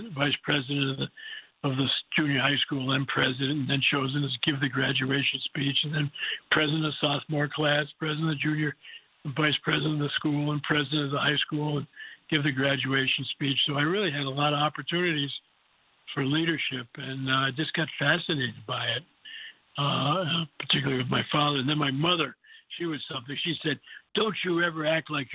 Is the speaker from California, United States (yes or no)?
no; New Rochelle, New York, United States; I grew up in New Rochelle, New York, right outside of New York City.